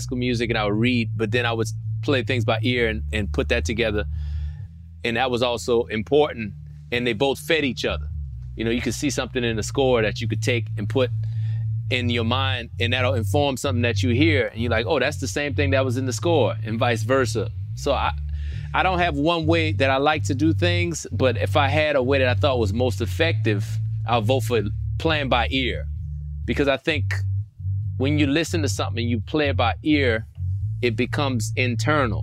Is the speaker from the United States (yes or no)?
yes; Louisiana, United States; I'm from Louisiana